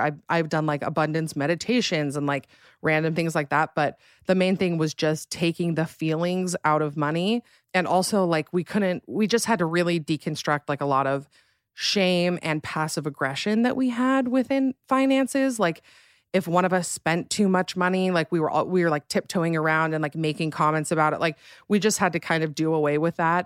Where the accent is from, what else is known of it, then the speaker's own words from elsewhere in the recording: Alpine, Utah, United States; moved away as an adult; now in Salt Lake City, United States; I am from a smaller town in Utah called Alpine, Utah